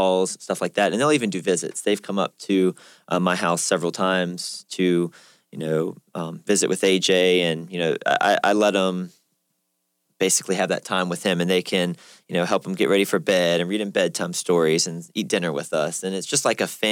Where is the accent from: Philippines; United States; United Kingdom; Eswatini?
United States; Richmond, Virginia; I'm from the Richmond area, so it's fairly close